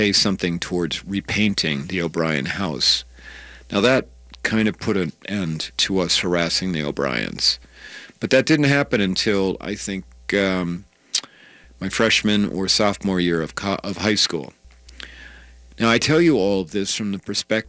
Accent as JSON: {"language": "English", "town": "Cedar Rapids", "region": "Iowa", "country": "United States", "tie": "born or raised there", "said": "I grew up in Cedar Rapids"}